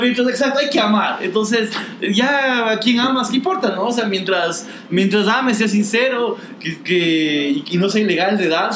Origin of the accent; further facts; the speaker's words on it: Quito, Pichincha, Ecuador; soy bien quiteño, creo yo. O sea. Soy un tipo que ha vivido casi toda su vida en Quito